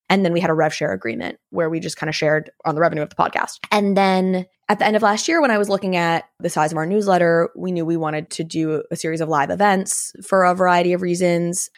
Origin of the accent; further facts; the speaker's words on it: Vermont, United States; I grew up in Vermont, which is obviously a very liberal state